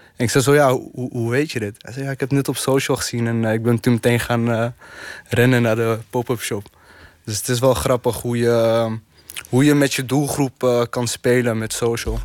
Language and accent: Dutch; Netherlands; ik ben geboren en getogen hier